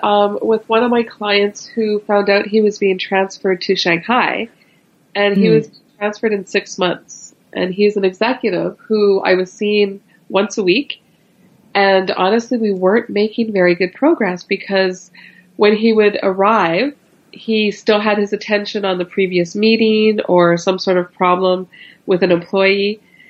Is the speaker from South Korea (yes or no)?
no; Canada; also born or lived in Florida; So I am originally from Canada. I grew up bilingual, where I spoke French with my father and English with my mom.